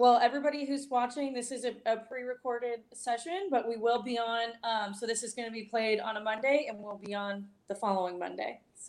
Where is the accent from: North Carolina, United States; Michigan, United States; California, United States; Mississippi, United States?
North Carolina, United States; Greensboro; Oh, I'm originally from Greensboro.